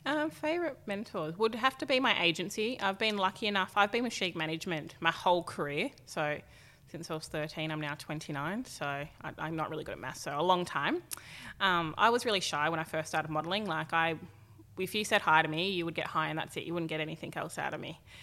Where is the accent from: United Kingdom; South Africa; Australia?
Australia; Tweed Heads, New South Wales; also born or lived in Gold Coast, Queensland; I grew up, um, in Tweed Heads with my mum, my dad